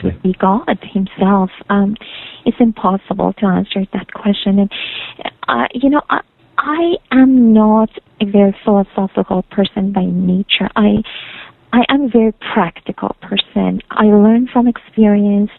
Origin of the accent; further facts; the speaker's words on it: Iran; now in Canada; I'm from Iran